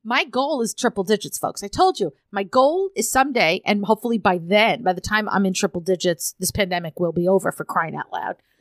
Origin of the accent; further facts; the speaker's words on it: Arizona, United States; I'm from Arizona